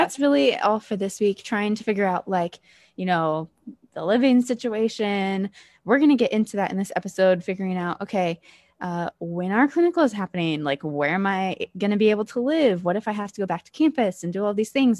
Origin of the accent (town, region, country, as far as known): Ohio, United States; moved away as an adult; also born or lived in Pennsylvania